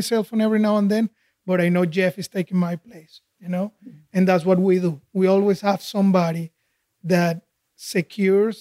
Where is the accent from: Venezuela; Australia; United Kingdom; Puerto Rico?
Venezuela; Caracas, Capital District; moved away as an adult; also born or lived in Houston; now in United States; I grew up in Caracas, Venezuela